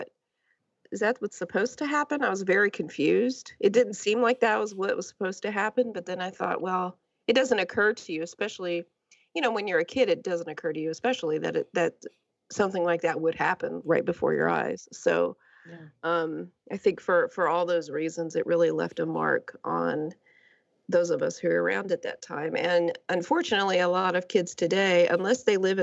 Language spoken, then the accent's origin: English; Lake Charles, Louisiana, United States; I grew up near Houston in Lake Charles, Louisiana, which is only a few hours outside of Houston